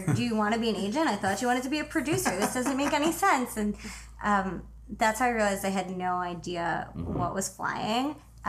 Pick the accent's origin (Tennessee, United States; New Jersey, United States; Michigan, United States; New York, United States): New York, United States; New York City; moved away as an adult; also born or lived in Boston; now in Los Angeles, United States; I am from Brooklyn, New York.